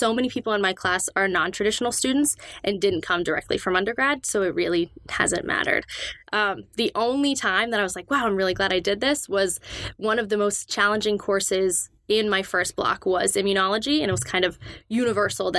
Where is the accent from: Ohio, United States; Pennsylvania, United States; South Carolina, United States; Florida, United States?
Pennsylvania, United States; Pittsburgh; moved away as an adult; I am from Pittsburgh